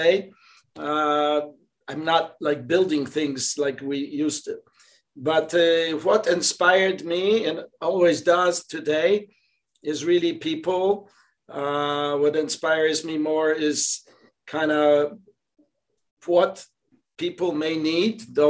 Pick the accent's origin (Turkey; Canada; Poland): Poland; English is a second language; moved away as an adult; also born or lived in Georgia, United States; now in United States; I came from Poland here, and so we didn't know English, whatever, none of us, my family